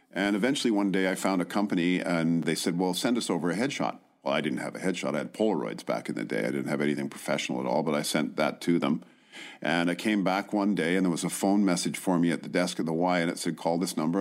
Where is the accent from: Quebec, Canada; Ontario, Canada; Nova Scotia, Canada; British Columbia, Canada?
British Columbia, Canada; Vancouver; also born or lived in Qualicum Beach, British Columbia; Oh, Vancouver